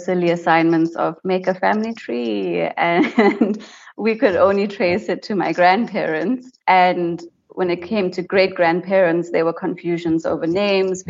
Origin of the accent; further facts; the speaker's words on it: White River, Mpumalanga, South Africa; So I grew up in White River, which is a small town in Mpumalanga